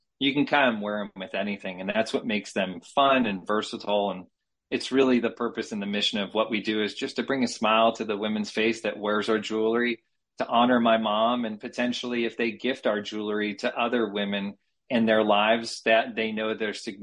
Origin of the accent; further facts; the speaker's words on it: Connecticut, United States; moved away as an adult; now in San Diego, United States; I'm born and raised on the East Coast in Connecticut, moved out to San Diego after graduate school in 2001